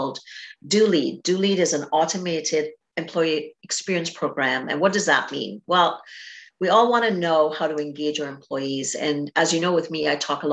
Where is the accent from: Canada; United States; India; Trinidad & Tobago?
Trinidad & Tobago; I'm from Trinidad and Tobago